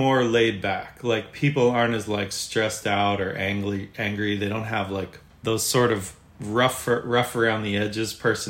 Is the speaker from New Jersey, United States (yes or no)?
yes; New Jersey, United States; moved away as an adult; now in Laguna Beach, United States; I was born and raised in New Jersey, about 20 minutes outside of New York City.